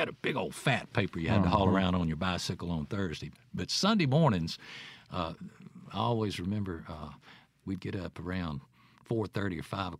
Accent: Jackson, Mississippi, United States; Grew up in the Heights. Lorraine Street. Wonderful place to grow up in Jackson, Mississippi. And went to Davis, which is now Obama Elementary, over on Congress Street.

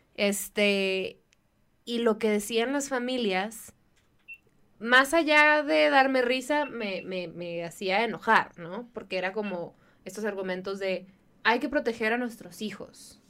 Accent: Baja California, Mexico; en Baja California, de donde yo soy

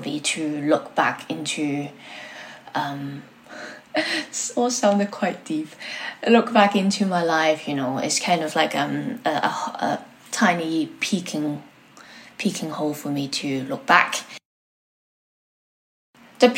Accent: Hong Kong; also born or lived in Brighton, United Kingdom / Manchester, United Kingdom; now in London, United Kingdom; I was born in Hong Kong and then I came to the UK quite many years ago.

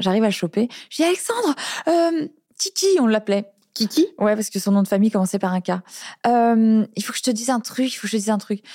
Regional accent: Cosne-sur-Loire, Bourgogne-Franche-Comté, France; moved away; je suis née à Cône-sur-Loire, mon père habite toujours là-bas

